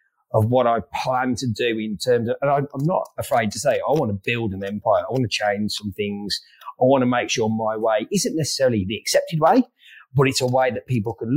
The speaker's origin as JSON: {"language": "English", "town": "Wolverhampton", "region": "West Midlands", "country": "United Kingdom", "tie": "born or raised there", "also_born_or_lived": "Sydney, Australia", "moved": "as an adult", "lives_now": "Melbourne, Australia", "said": "I grew up in Wolverhampton or just outside Wolverhampton, which is in the Midlands"}